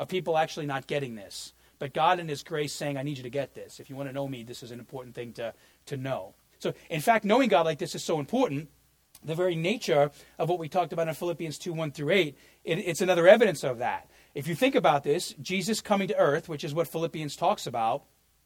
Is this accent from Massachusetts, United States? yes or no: no; New York, United States; moved away; I grew up in New York